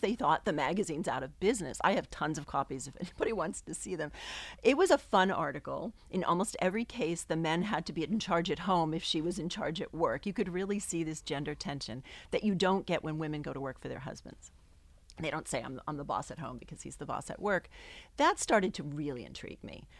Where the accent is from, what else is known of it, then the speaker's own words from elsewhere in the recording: New England, United States; also born or lived in New York; I grew up in New England, and I moved back here